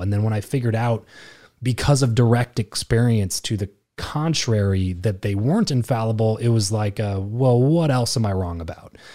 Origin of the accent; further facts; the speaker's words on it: Lancaster, California, United States; moved away as an adult; the first time in my life that I lived anywhere but Lancaster.